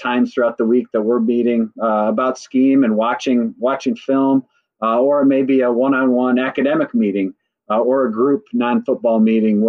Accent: Burnsville, Minnesota, United States; I grew up in Minnesota, I went to Burnsville High School and graduated in 98

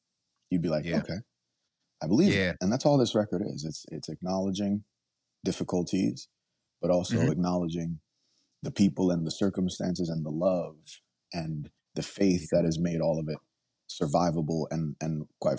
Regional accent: Nigeria; now in United States; I'm from Nigeria, so I'm the Igbo tribe.

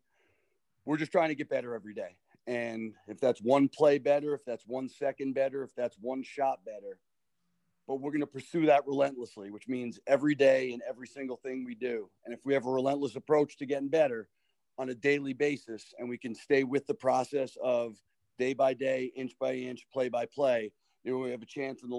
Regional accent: Long Island, New York, United States; moved away as an adult; now in Rhode Island, United States; growing up in Long Island

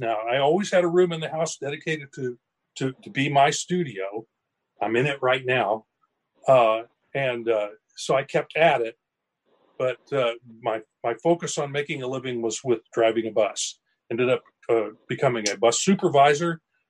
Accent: Southwest Missouri, United States; that's where I live. I'm a Missouri born and bred. All right. I grew up in Southwest Missouri. You could call me a hillbilly

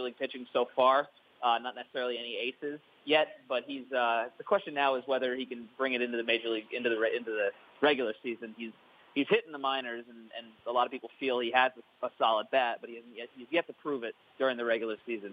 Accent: New Jersey, United States; moved away; I'm originally from New Jersey

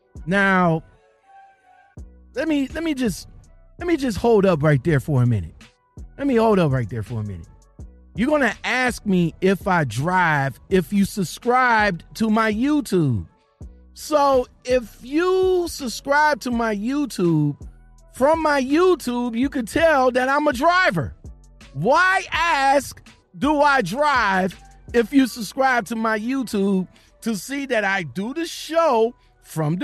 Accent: Ohio, United States; I'm from Ohio

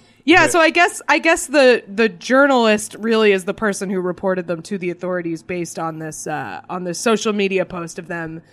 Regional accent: Boston, Massachusetts, United States; I grew up in the Boston area

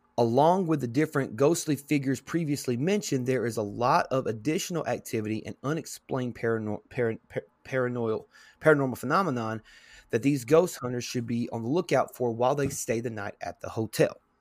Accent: Tennessee, United States; my home state, state of Tennessee

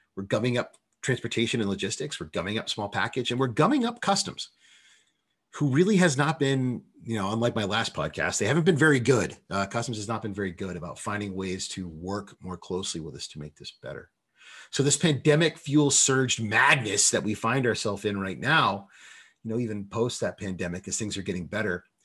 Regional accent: United States; I'm an American

